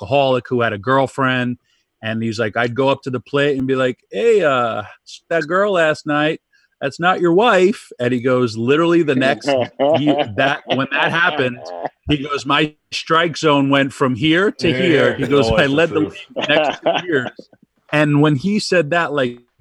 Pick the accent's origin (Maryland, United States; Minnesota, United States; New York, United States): New York, United States; me growing up in New York and with the 86 Mets